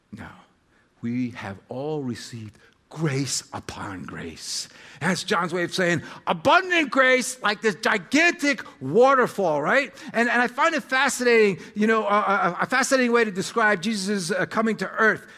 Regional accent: United States; American identity is really the bigger part, uh, of my story, even more so than being Serbian

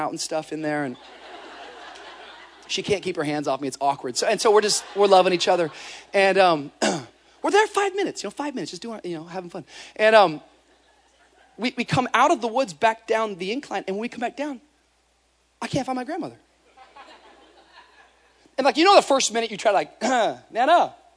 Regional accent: Washington, United States; moved away; Washington. That's where I grew up, state of Washington.

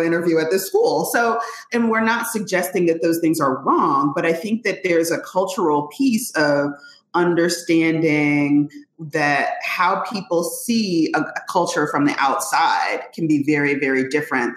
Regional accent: Richmond, Virginia, United States; I grew up in Richmond

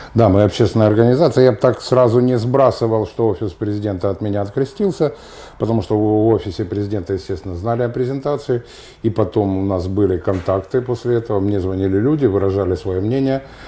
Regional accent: Donetsk, Donetsk Oblast, Ukraine; moved away; Я уроженец Донецка, у меня до сих пор донецкая

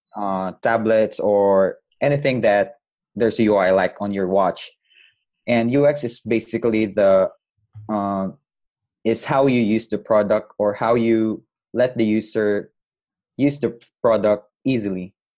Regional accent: Butuan, Caraga, Philippines; I'm from Butuan City, Philippines

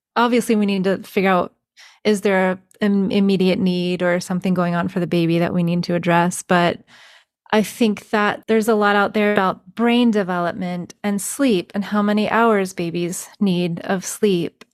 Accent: North Carolina, United States; also born or lived in Colorado; now in Texas, United States; I'm from North Carolina, which is East Coast, and I live in Texas now

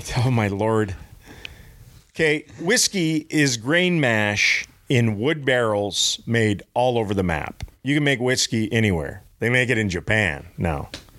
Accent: Canada; Yeah, well, I'm Scandinavian Canadian.

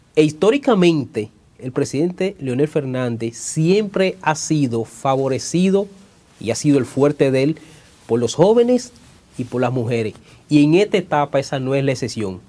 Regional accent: Dominican Republic; moved away; en la República Dominicana, en mi país

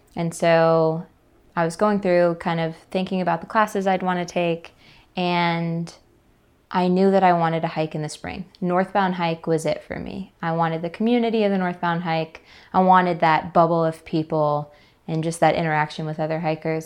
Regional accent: Atlanta, Georgia, United States; I'm from Atlanta, Georgia

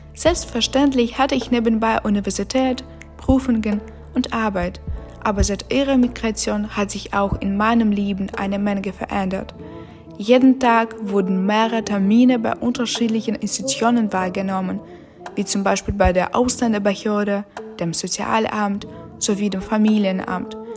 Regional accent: Ukraine; German is a second language; moved away as an adult; now in Berlin, Germany; seit Beginn des Kriegs in meiner Heimat

